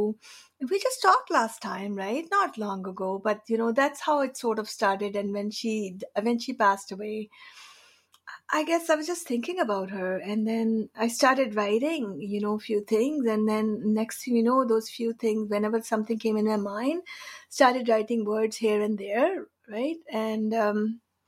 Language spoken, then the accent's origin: English; India; moved away as an adult; also born or lived in Canada; now in Victoria, Canada; I've been in Canada for over 32 years. So I've been here longer than I've been in India. I'm from India